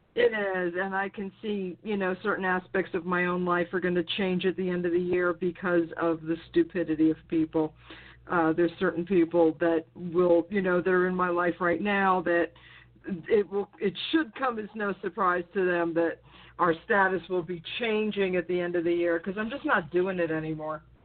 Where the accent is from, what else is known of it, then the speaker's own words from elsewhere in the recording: New York, United States; when I was growing up in New York, you know, a town over from him.